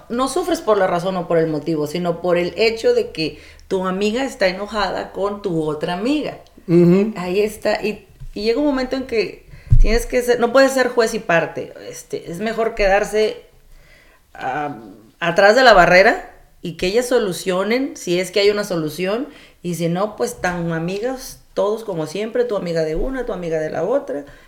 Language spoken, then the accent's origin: Spanish; Coatzacoalcos, Veracruz, Mexico; also born or lived in Ciudad Madero, Tamaulipas; nací en Ciudad Madero, Tamaulipas, criada en Coatzacoalcos, Veracruz y de familia del Istmo de Tehuantepec